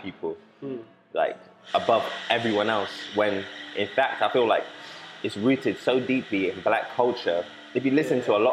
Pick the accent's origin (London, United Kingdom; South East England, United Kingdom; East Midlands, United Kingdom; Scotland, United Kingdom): South East England, United Kingdom; Oxford; also born or lived in Nigeria; I'm from Oxford